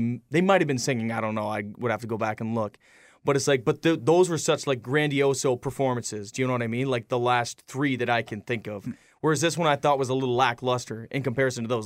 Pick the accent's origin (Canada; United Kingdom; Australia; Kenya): Canada; We, we spend our whole lives in Canada